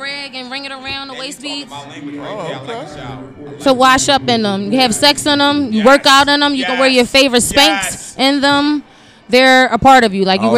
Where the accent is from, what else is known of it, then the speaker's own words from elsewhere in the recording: Philadelphia, Pennsylvania, United States; I'm from West Oak Lane